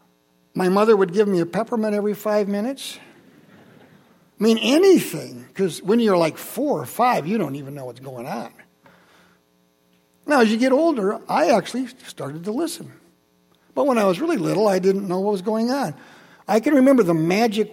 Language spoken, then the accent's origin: English; Holland, Michigan, United States; I grew up in Holland. I'm from Holland. I went to Maple Avenue Christian Reformed Church